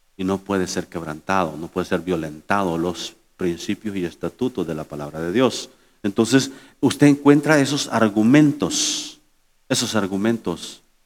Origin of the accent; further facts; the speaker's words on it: El Salvador; now in United States; mi gente del Salvador